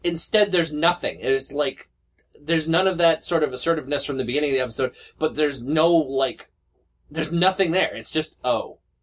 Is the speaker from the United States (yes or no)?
no; Canada; I'm Canadian